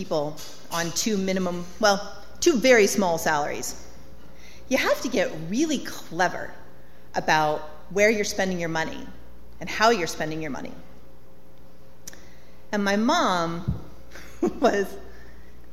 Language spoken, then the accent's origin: English; Colorado, United States; So, I grew up in Colorado in a trailer